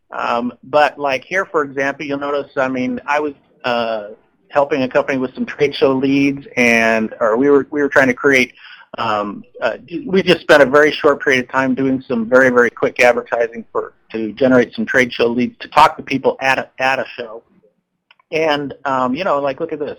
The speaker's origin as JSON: {"language": "English", "town": "Seattle", "region": "Washington", "country": "United States", "said": "I'm from Seattle, Washington"}